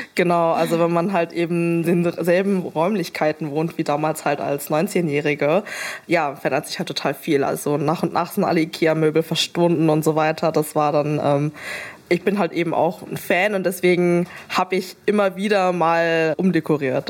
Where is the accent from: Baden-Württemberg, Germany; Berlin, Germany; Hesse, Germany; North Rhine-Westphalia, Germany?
Berlin, Germany; bin äh, Berlinerin und bin damals halt eben aus dem elterlichen Haus in Steglitz halt eben nach Mitte gezogen